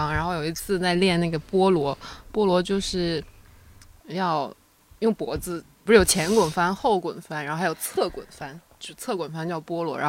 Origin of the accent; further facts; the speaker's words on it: Northeast China, China; 用我们东北话说，